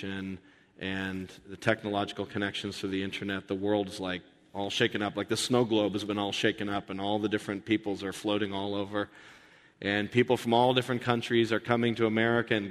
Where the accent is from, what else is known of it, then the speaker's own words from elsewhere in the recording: United States; as an American